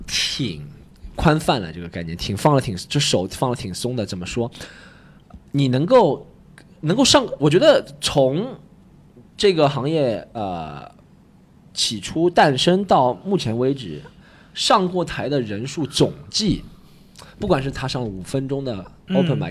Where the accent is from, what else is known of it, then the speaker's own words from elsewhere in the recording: Shanghai, China; 就是把我们上海人都讲成那样子了的。